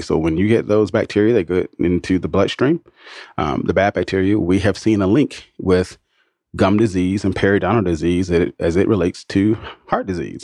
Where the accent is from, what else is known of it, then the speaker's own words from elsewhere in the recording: Atlanta, Georgia, United States; my hometown